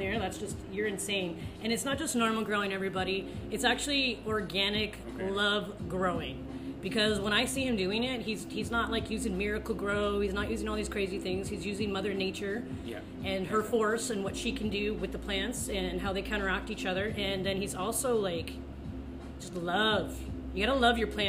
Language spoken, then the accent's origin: English; Brampton, Ontario, Canada; I come from Brampton.